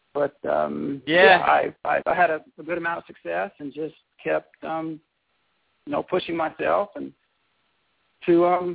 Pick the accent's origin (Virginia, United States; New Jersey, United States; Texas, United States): Texas, United States; Abilene; also born or lived in Graham, Texas; Actually, I grew up in Abilene, Texas. I was born in Graham and lived there for the first 3 years of my life. I think I was three, maybe just turned four when my family moved to Abilene, Texas